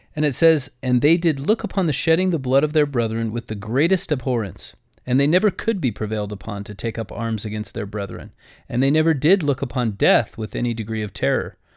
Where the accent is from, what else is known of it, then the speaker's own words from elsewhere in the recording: United States; I am an American